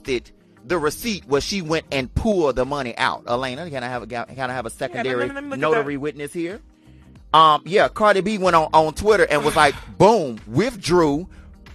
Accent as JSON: {"language": "English", "region": "Alabama", "country": "United States", "tie": "born or raised there", "said": "when I was growing up in Alabama"}